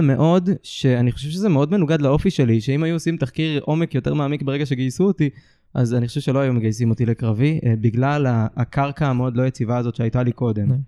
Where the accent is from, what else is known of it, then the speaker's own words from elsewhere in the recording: Ramat HaSharon, Tel Aviv District, Israel; גדלתי ברמת השרון